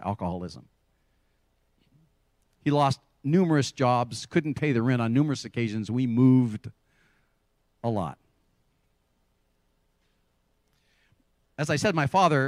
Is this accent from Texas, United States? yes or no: no; Santa Cruz, California, United States; also born or lived in Salinas, California; I grew up in Santa Cruz, and the week before we were to start high school, I was going to go to Santa Cruz High School